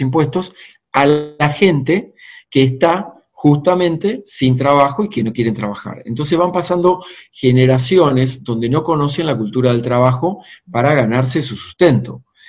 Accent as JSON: {"language": "Spanish", "country": "Argentina", "said": "mi país, Argentina"}